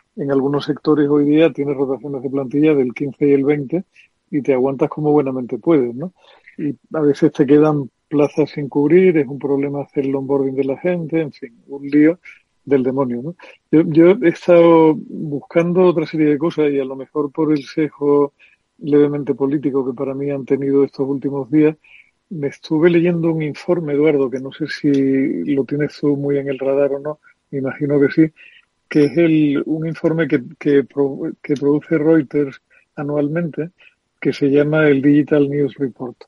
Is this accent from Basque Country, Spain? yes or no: no; Andalusia, Spain; como andaluz nunca pensé que fuera a vivir una mayoría absoluta del PP en unas elecciones autonómicas en mi tierra